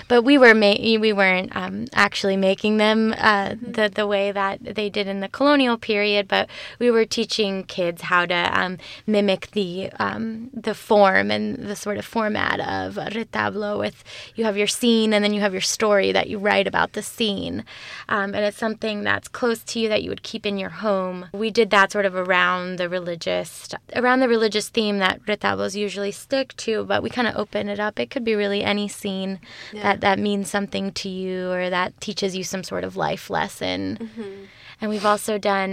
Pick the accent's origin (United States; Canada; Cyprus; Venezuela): Venezuela; I am from Venezuela